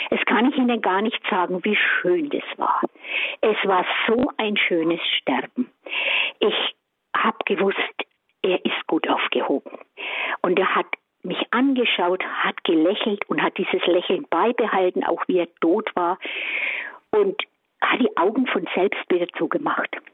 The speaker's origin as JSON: {"language": "German", "town": "Kemmern", "region": "Bavaria", "country": "Germany", "said": "bin aus Kämmern bei Bamberg"}